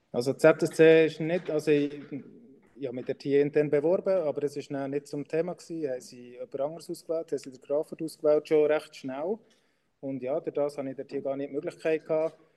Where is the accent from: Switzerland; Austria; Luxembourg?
Switzerland; ich Schweizer bin